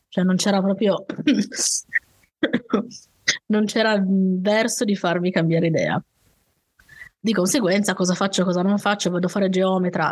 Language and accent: Italian; Turin, a valley near the Piedmont mountains, Italy; also born or lived in Saluzzo; sono di Torino, Uh, sono nata a Torino, vissuto, ho vissuto però mm, in, in, una valle vicino diciamo alle montagne alle nostre